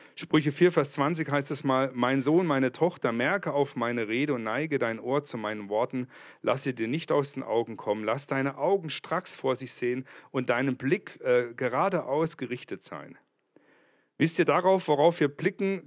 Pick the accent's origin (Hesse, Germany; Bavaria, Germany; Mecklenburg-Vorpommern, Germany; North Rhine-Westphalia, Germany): Bavaria, Germany; Kempten; Ich komme aus Kempten im Allgäu. Das liegt zwischen Bodensee und München.